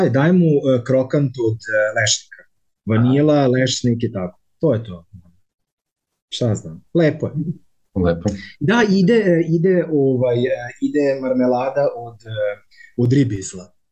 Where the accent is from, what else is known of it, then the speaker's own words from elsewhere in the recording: Zrenjanin, Vojvodina, Serbia; moved away as an adult; now in Frankfurt, Germany; ja sam zrenjaninac koji živi trenutno zadnjih tri i po godine, možda i malo više u Frankfurtu